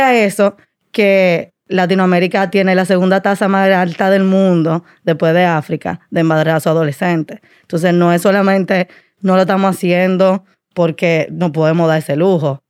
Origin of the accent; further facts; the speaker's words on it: Dominican Republic; also born or lived in Washington, D.C.; soy dominicana, como le decía, eh, mi familia de Puerto Plata